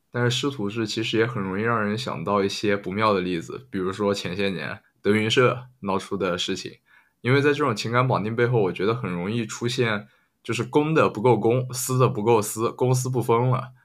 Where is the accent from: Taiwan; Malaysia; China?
China; 用我们中国的土话说